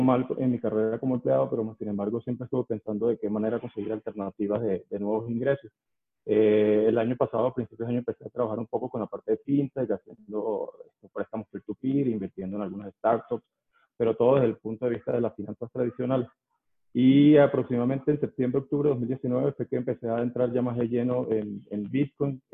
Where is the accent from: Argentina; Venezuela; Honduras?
Venezuela; moved away as an adult; now in Mexico City, Mexico; soy venezolano, pero tengo ocho años viviendo aquí en la Ciudad de México.